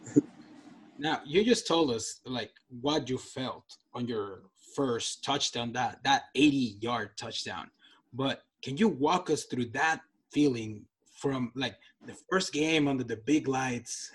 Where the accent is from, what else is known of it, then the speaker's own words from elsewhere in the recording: Nogales, Sonora, Mexico; moved away; I'm from um, Mexico. I'm from Nogales.